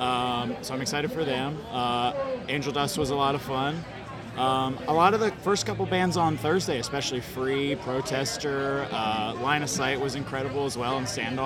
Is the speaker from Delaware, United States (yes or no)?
yes; Delaware, United States; I'm from Delaware.